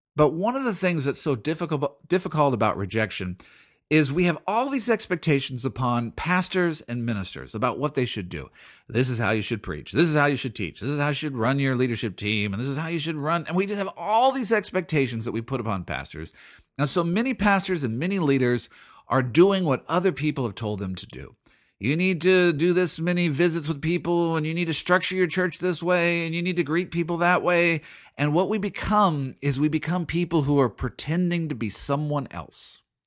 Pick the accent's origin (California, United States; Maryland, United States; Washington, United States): Washington, United States; Seattle; I'm from Seattle.